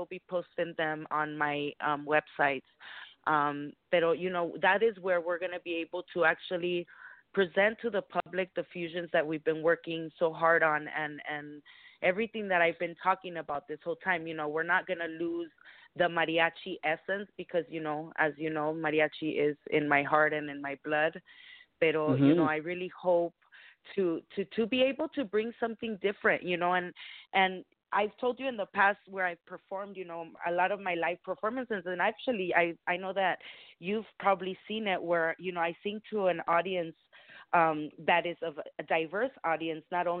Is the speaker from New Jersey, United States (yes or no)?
no; California, United States; also born or lived in Los Mochis, Sinaloa, Mexico; I just came here when I was about four years old. So I was raised here